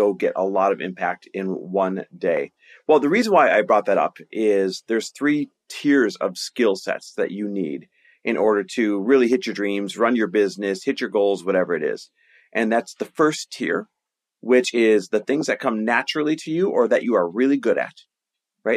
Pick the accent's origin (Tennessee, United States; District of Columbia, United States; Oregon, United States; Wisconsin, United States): Wisconsin, United States; Green Bay; moved away; also born or lived in Milwaukee, Wisconsin; I grew up in Green Bay, Wisconsin, Milwaukee, Wisconsin, that area.